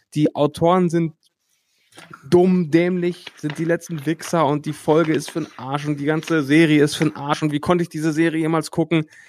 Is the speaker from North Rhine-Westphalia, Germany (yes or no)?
yes; Hattingen, North Rhine-Westphalia, Germany; also born or lived in Bochum; Ich bin nicht in Bochum geboren, sondern in Hattingen. Hattingen ist ein paar Kilometer von Bochum entfernt